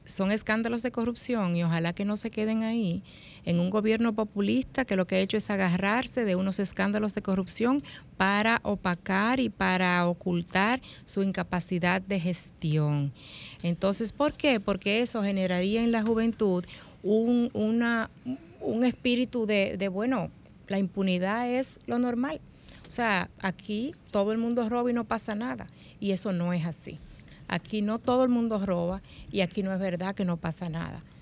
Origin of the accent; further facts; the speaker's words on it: Dominican Republic; muy creativos que somos los dominicanos